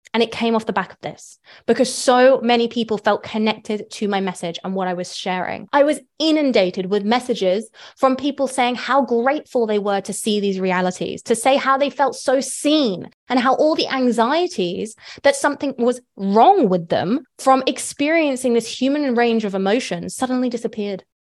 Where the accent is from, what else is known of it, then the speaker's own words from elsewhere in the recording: United Kingdom; moved away; I'm British